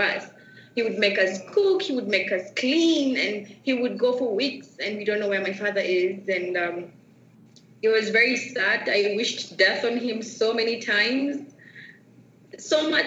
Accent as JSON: {"language": "English", "region": "Nairobi", "country": "Kenya", "tie": "born or raised there", "said": "I am from Nairobi, Kenya, and how life was like growing up for me, it was tough"}